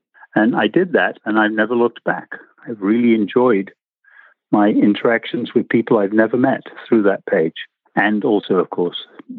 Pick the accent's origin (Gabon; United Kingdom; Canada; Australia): United Kingdom; England; moved away as an adult; also born or lived in Nairobi, Kenya; now in San Diego, United States; And I'm originally from United Kingdom, sort of, in that I was born in Africa, in Nairobi.